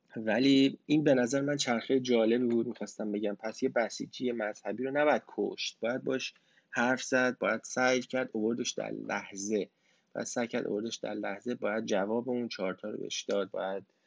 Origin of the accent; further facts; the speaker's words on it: Iran; من تو ایران بزرگ شدم